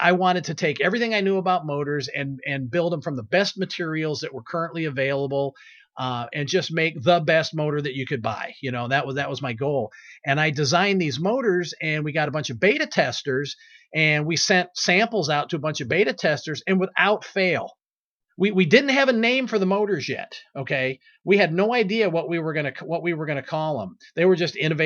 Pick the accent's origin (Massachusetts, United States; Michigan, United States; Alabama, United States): Michigan, United States; Monroe; my hometown of Monroe, Michigan